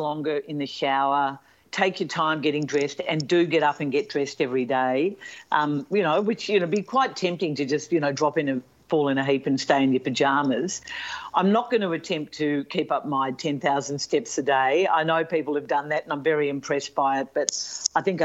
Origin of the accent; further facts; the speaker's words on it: Melbourne, Victoria, Australia; I'm not in my hometown of Melbourne